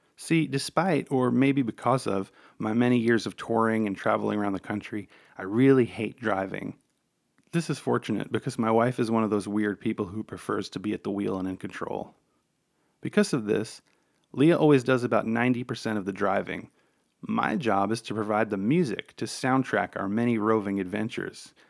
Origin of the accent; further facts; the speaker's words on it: New York City, New York, United States; growing up on Staten Island in an Italian-American